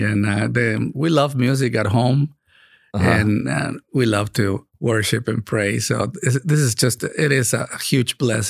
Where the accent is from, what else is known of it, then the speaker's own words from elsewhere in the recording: Monterrey, Nuevo León, Mexico; moved away as an adult; also born or lived in Chicago, United States / Oahu, Hawaii / Dallas / San Diego; now in Katy, United States; I grew up in Monterrey, Mexico.